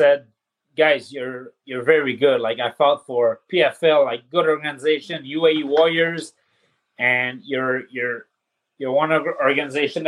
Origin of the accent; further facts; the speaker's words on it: Saint-Jean-sur-Richelieu, Quebec, Canada; From my hometown, Saint-Jean-sur-Richelieu